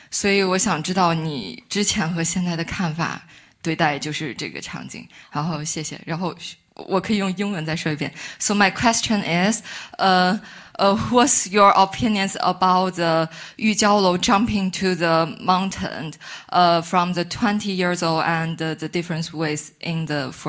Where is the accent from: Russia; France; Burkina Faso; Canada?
Russia; French is a second language; Je suis présentée la Russie. Je suis russe.